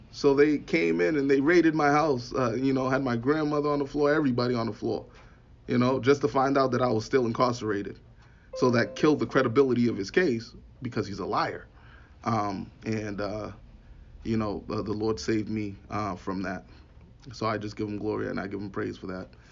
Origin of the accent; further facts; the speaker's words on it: Boston, Massachusetts, United States; I'm from I'm from Boston